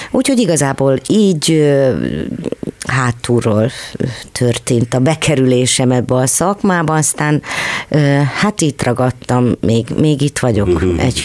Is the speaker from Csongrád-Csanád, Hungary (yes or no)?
no; Tatabánya, Komárom-Esztergom, Hungary; moved away as an adult; also born or lived in Tata / Budapest; Tehát én, én Tatán érettségiztem, és elég jó tanuló voltam. És Tatabányán születtél? Igen